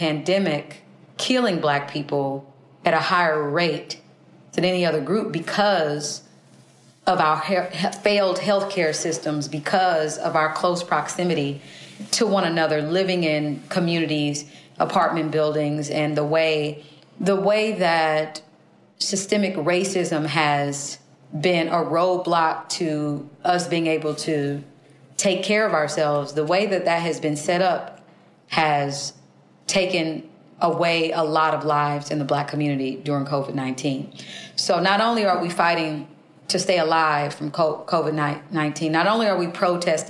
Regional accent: Kansas City, Kansas, United States; I was born in Kansas City, Kansas, in a county called Wyandotte County

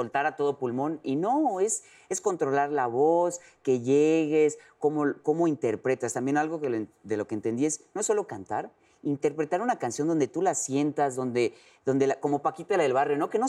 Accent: Yucatán, Mexico; como yucateco

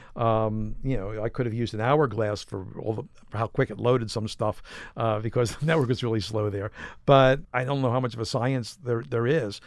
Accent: Philadelphia, Pennsylvania, United States; I went back to my hometown of Philadelphia

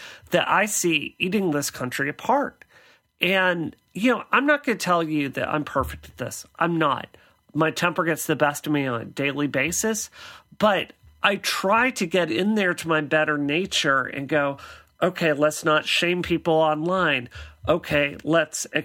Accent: Mississippi, United States; But I grew up in Mississippi. I grew up in the poorest state in the United States.

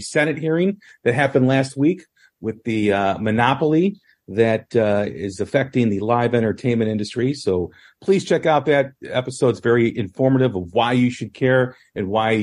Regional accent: outside of Chicago, Illinois, United States; I've growing up outside of Chicago

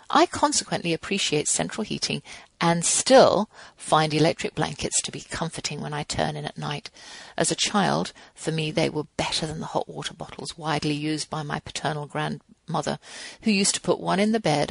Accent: England, United Kingdom; now in United States; I'm English

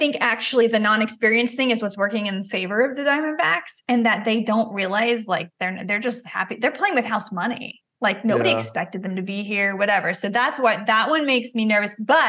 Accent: Dallas, Texas, United States; I grew up rooting for the Texas Rangers. I went to Rangers games, like, all the time. I'm from Dallas.

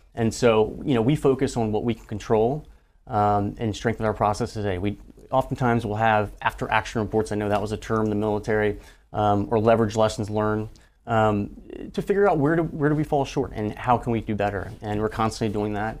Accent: Louisiana, United States; growing up in Louisiana, I didn't, I didn't grow up in a military family

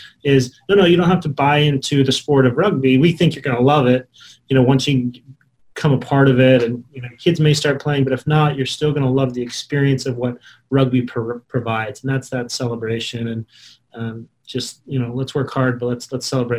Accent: Utah, United States; I grew up in Utah

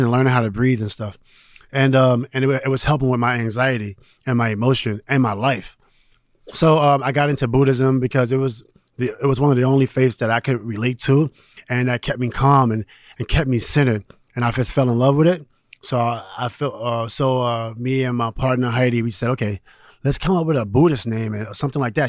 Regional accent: New York City, New York, United States; I'm from New York City

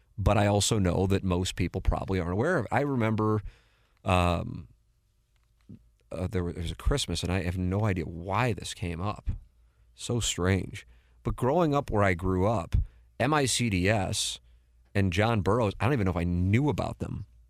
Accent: St. Louis, Missouri, United States; I went to Saint Louis U High, but I grew up in South City

